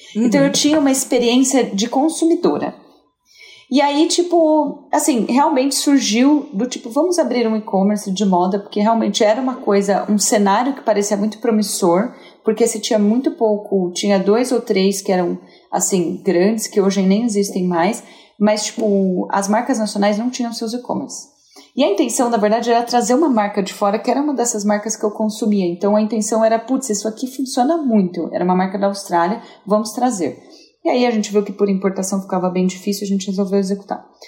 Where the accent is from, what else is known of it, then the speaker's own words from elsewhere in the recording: São José do Rio Preto, São Paulo, Brazil; moved away; eu vim de Rio Preto, né? Eu sou, eu sou do interior, sou, sou uma caipira.